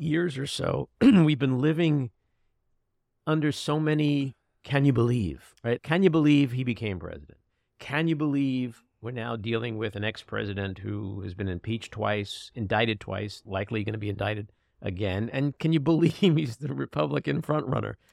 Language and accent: English; New York City, New York, United States; I grew up in Queens and I went to city schools